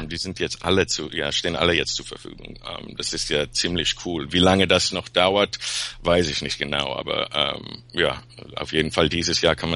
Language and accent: German; Peru; now in Los Angeles, United States; Eigentlich Peruaner.